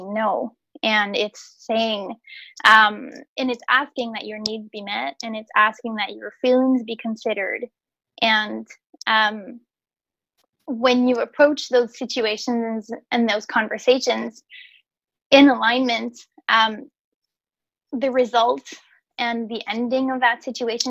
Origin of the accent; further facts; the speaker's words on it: Quebec City, Quebec, Canada; also born or lived in Montreal; I was away from my hometown, which is Quebec City. So I moved to Montreal, which is 2 hours away.